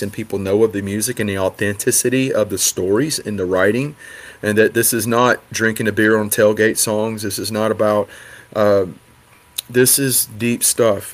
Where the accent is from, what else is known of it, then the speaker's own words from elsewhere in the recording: Rocky Branch, Louisiana, United States; moved away as an adult; also born or lived in Hawaii; country boys growing up in Rocky Branch, Louisiana